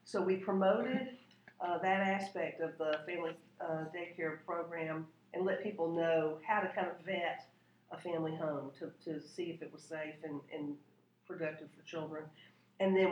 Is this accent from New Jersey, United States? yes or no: no; Augusta, Georgia, United States; moved away as an adult; now in Louisville, United States; I grew up in Augusta, Georgia, and the league was a prominent organization in that town